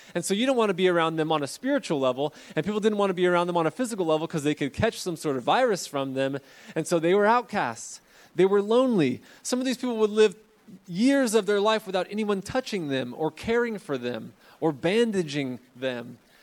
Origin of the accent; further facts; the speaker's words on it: Fresno, California, United States; I'm from Fresno